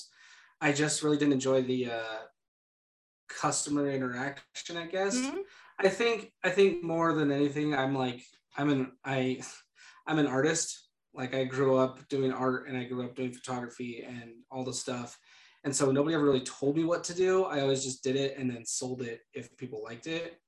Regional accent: San Diego, California, United States; now in Idaho, United States; I grew up in San Diego

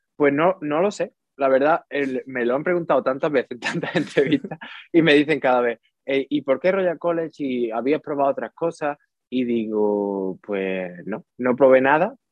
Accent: Utrera, Andalusia, Spain; moved away as an adult; also born or lived in Seville; now in London, United Kingdom; Soy, de Utrera, soy de Utrera, de un pueblo cerquita de Sevilla

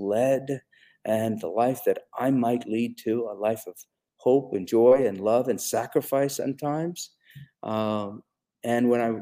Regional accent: India; moved away; when I was growing up in India

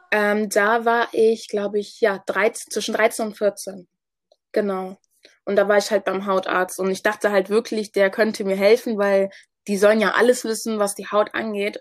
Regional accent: Hamburg, Germany; ich komme ursprünglich aus Ghana, wurde aber in Hamburg geboren

